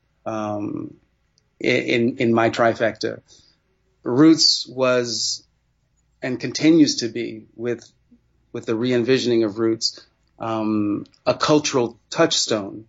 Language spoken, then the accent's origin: English; Sacramento, California, United States; As a young Black man growing up in Sacramento, California